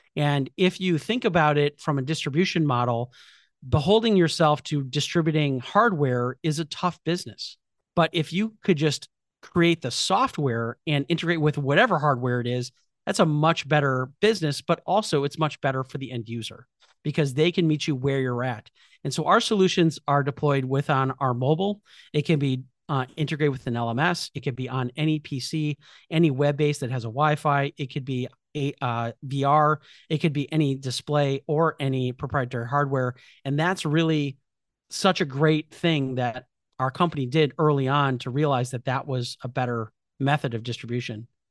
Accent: Chicago, Illinois, United States; I'm from Chicago, so I went to Rush Medical College

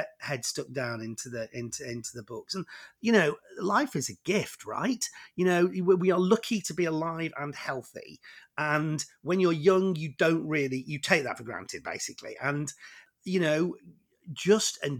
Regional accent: Warrington, North West England, United Kingdom; I grew up in Warrington, which is you know, just halfway between Manchester and Liverpool.

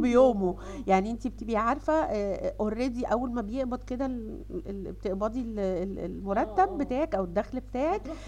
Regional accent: Egypt; عندنا في مصر

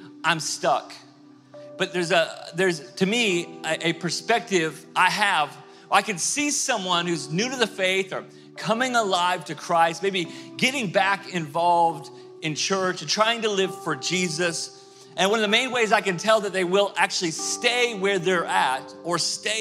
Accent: Tulsa, Oklahoma, United States; moved away; I grew up in Tulsa, Oklahoma

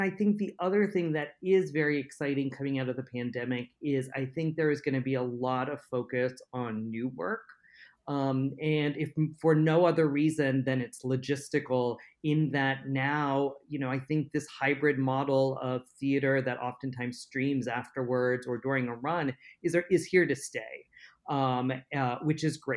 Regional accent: United States; I was viewed first as an American, and then next was as an Indian American

